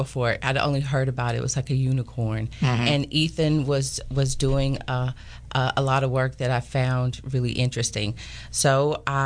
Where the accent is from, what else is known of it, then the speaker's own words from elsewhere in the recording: Chattanooga, Tennessee, United States; moved away as an adult; also born or lived in Knoxville, Tennessee; now in East Texas, United States; I am from Tennessee, born and raised in Chattanooga, Tennessee.